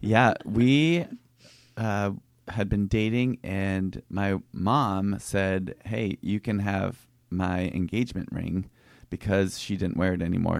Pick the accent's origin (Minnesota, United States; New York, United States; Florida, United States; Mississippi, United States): Minnesota, United States; Minneapolis; moved away as an adult; also born or lived in Boston / Pasadena / Seattle; now in La Jolla, United States; I grew up in Minnesota, in a suburb of Minneapolis